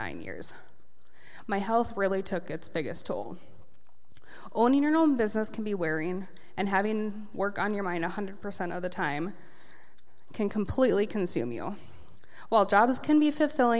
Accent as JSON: {"language": "English", "town": "Casselton", "region": "North Dakota", "country": "United States", "tie": "born or raised there", "also_born_or_lived": "Aberdeen, South Dakota", "lives_now": "Fargo-Moorhead, United States", "said": "I grew up in Castleton, North Dakota"}